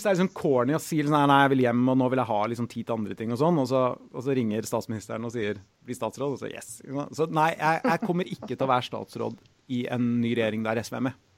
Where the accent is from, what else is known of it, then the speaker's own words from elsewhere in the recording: Trondheim, Trøndelag, Norway; jeg har fryktelig lyst til å bo litt hjemme i Trondheim i noen år.